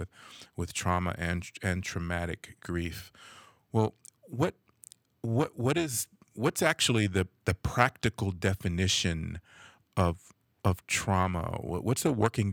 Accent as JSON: {"language": "English", "town": "Los Angeles", "region": "California", "country": "United States", "tie": "born or raised there", "said": "I grew up in Los Angeles, in the area of LA they call South Central"}